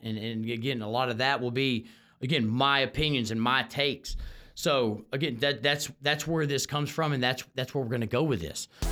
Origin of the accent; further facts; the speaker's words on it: Houston, Texas, United States; living in Texas and growing up in Texas